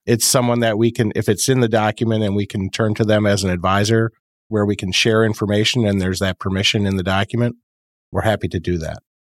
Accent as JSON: {"language": "English", "town": "Fond du Lac", "region": "Wisconsin", "country": "United States", "tie": "born or raised there", "said": "Fond du Lac, Wisconsin"}